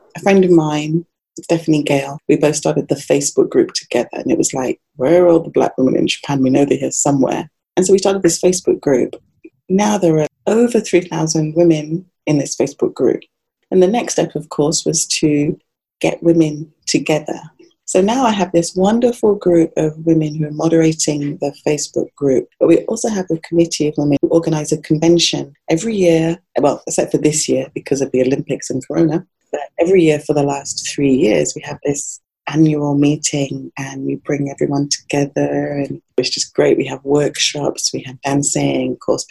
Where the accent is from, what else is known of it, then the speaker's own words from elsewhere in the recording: England, United Kingdom; I remember growing up in England, we had quite a strong like Jamaican community around us, my parents.